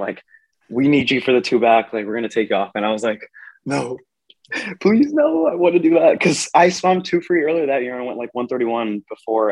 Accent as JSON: {"language": "English", "region": "Texas", "country": "United States", "said": "I'm from Texas"}